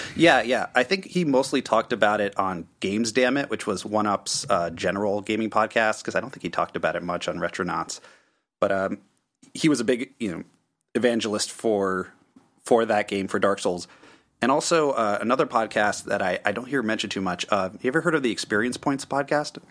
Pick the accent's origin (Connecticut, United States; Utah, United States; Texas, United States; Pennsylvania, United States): Connecticut, United States; moved away as an adult; also born or lived in Washington, D.C. area; I'm originally from Connecticut